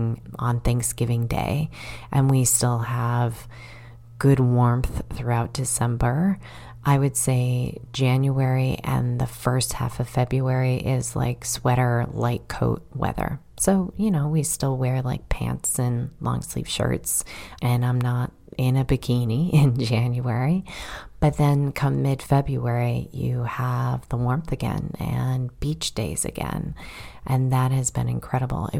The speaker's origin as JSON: {"language": "English", "town": "Chicago", "region": "Illinois", "country": "United States", "also_born_or_lived": "Massachusetts", "moved": "as an adult", "lives_now": "Florida, United States", "said": "I'm from Chicago"}